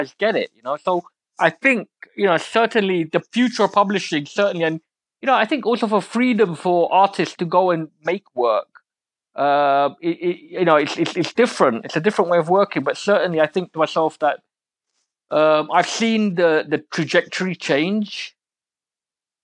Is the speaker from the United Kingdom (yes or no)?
yes; London, United Kingdom; I'm an East London boy. I was born in Forest Gate, which is like proper East London.